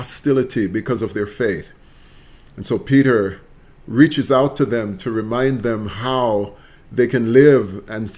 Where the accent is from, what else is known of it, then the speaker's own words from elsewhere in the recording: Jamaica; moved away as an adult; now in United States; Jamaica is the land of my birth, where I've lived my teenage years, my childhood years